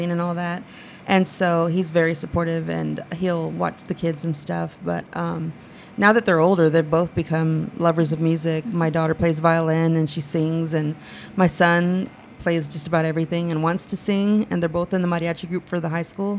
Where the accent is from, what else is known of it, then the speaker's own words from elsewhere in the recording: San Marcos, Texas, United States; I'm born and raised in San Marcos, Texas